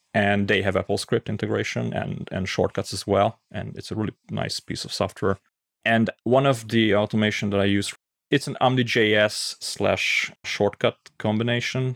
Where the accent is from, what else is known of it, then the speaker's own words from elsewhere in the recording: Pécs, Baranya, Hungary; I'm from Hungary